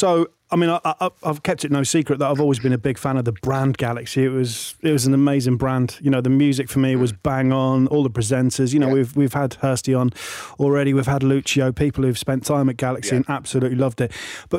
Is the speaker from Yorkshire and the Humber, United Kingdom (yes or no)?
yes; Yorkshire and the Humber, United Kingdom; obviously I'm from Yorkshire